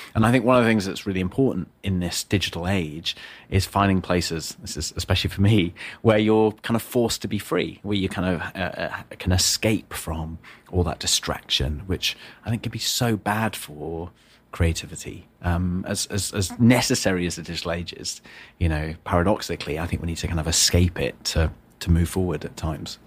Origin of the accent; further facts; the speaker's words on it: the north of England, United Kingdom; I was born in the north of England